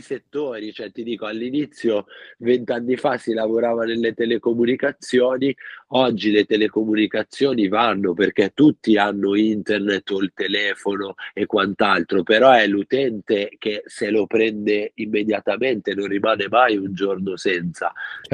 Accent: Milan, Lombardy, Italy; moved away as an adult; also born or lived in Rome; Io son di Milano, ho vissuto quattordici anni a Roma, ora sono ritornato a Milano

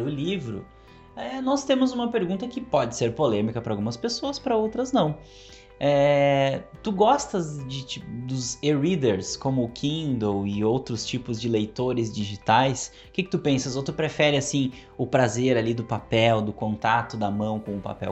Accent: Santa Cruz do Sul, Rio Grande do Sul, Brazil; eu sou de Santa Cruz, né, e lá tem a livraria Iluminura

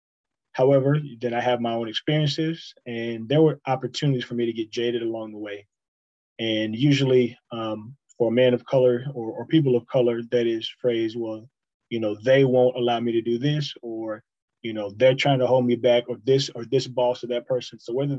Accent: the South, United States; That's very old school, but and I grew up in the South

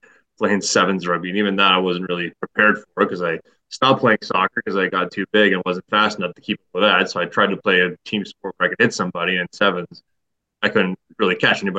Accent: Brampton, Ontario, Canada; I grew up in Brampton.

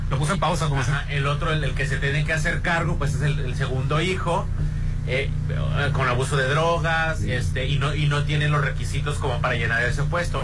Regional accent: Mexico; como somos mexicanos

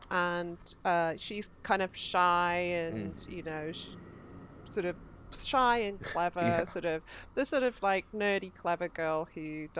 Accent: United Kingdom; as British people

